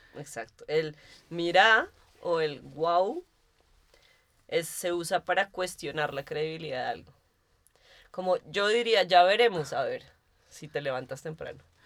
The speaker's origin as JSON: {"language": "Spanish", "country": "Colombia", "moved": "yes", "lives_now": "Berlin, Germany", "said": "Como los colombianos le decimos tenis"}